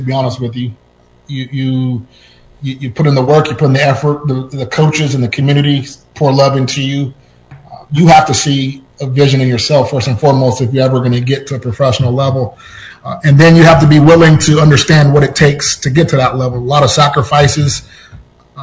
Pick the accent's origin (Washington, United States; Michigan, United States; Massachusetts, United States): Washington, United States; Seattle; moved away as an adult; born and raised in Seattle, Washington